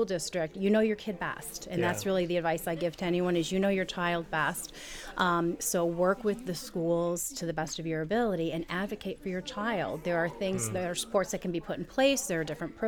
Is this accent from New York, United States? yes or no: yes; Endicott, New York, United States; also born or lived in Utica, New York; I basically grew up in the Binghamton area, lived in Endicott pretty much all of my life